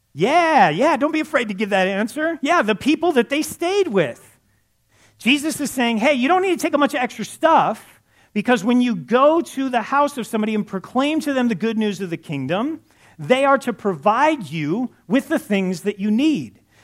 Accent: Los Angeles, California, United States; I grew up in Los Angeles

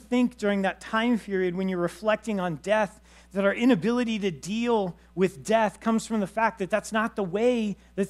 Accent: Los Angeles, California, United States; moved away; I grew up in Los Angeles

